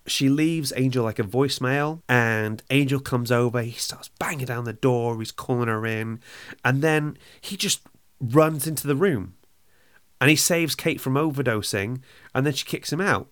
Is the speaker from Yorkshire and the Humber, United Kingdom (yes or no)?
no; Wales, United Kingdom; I'm from Wales.